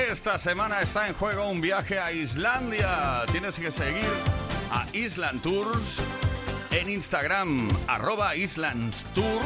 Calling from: Cartagena, Region of Murcia, Spain; de Cartagena.

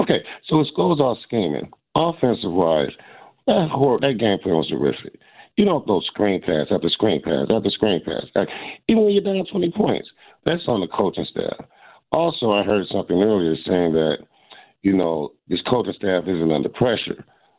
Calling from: Fort Lauderdale, Florida, United States; I'm in the beautiful state of Fort Lauderdale, Florida, but the game is pretty ugly today.

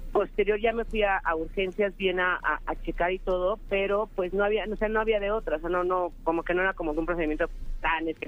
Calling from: Gustavo A. Madero, Mexico City, Mexico; Eh, de aquí de Gustavo Madero.

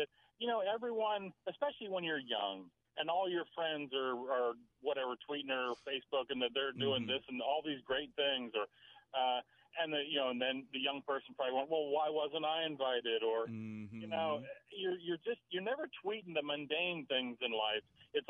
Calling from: Maryland, United States; on the road in Maryland.

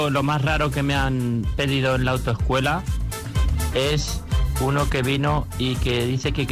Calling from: Hoya Gonzalo, Castilla-La Mancha, Spain; Venga, buenos días. … de Olla Gonzalo, Albacete.

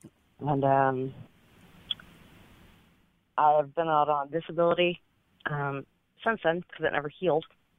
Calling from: Jacksonville, Florida, United States; I'm calling from Jacksonville, Florida.

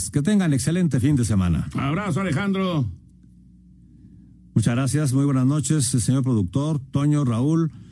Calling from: Mexico City, Mexico; de la Anzures en la Ciudad de México

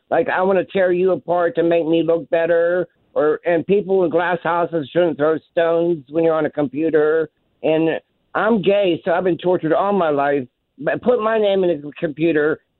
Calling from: California, Pennsylvania, United States; I'm calling from California, Pennsylvania, right near California University

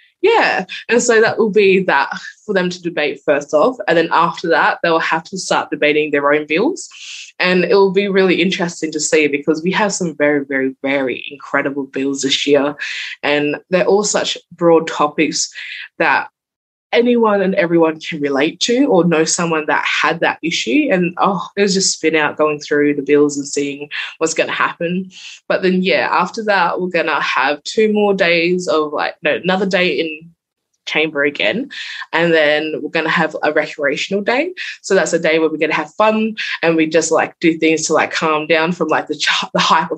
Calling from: Port Lincoln, South Australia, Australia; I'm calling in from Kalinyala, which is the native word for Port Lincoln, and it's bungalow country.

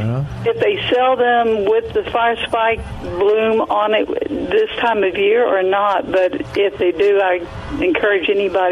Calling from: United States; Jay's going to laugh, but I'm … from Wilson County.

